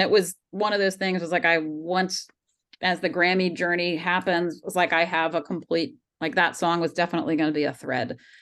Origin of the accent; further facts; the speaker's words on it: Georgia, United States; I grew up in Georgia